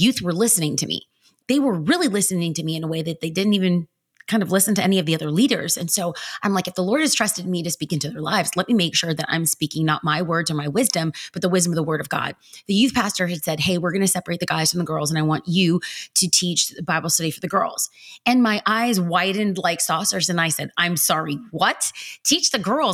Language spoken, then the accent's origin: English; Los Angeles, California, United States; now in Orange County, United States; I was raised in East Los Angeles, California, by two amazing parents who were immigrants to this country